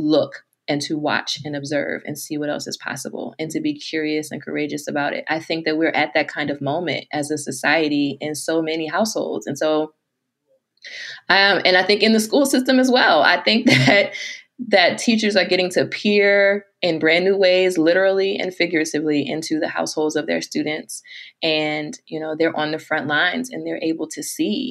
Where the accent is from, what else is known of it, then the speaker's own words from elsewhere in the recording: United States; my American self